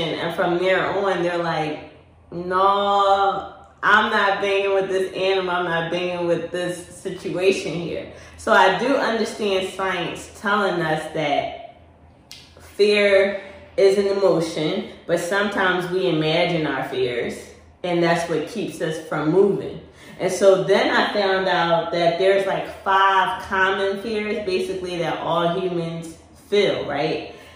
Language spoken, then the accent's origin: English; Philadelphia, Pennsylvania, United States; I'm from Philly